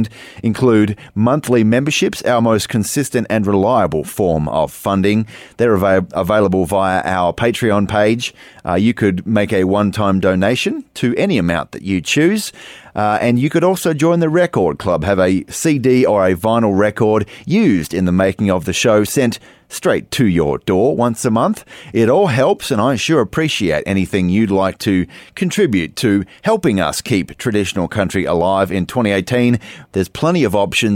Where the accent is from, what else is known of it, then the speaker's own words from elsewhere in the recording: Australia; my home country of Australia